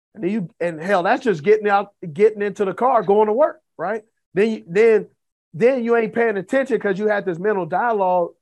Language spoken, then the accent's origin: English; Los Angeles, California, United States; I grew up in Los Angeles